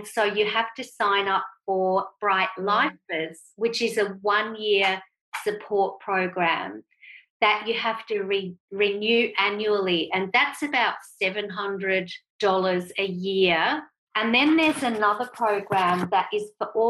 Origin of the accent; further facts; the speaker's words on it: Switzerland; moved away; I was brought up in Switzerland, so my mum and dad are Swiss